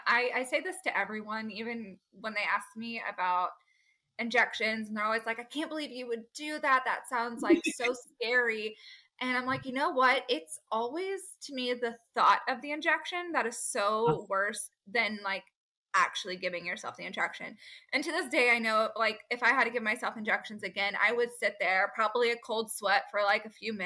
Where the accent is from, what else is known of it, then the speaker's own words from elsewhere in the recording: Fort Worth, Texas, United States; It was just my hometown, my backyard.